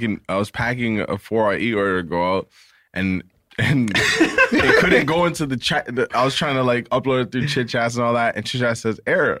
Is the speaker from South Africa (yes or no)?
no; Jamaica; we're Jamaican.